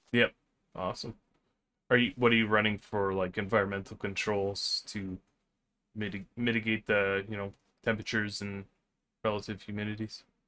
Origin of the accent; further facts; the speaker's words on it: Vancouver, British Columbia, Canada; moved away; I grew up in Vancouver